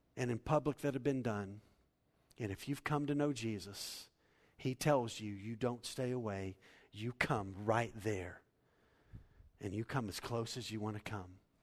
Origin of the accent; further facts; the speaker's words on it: Waco, Texas, United States; I grew up in Waco, Texas